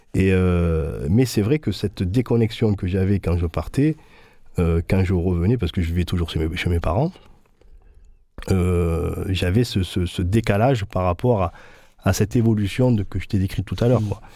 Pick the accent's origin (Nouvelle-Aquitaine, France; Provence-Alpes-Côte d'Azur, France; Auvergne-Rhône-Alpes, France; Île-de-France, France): Provence-Alpes-Côte d'Azur, France; Marseille; born or raised there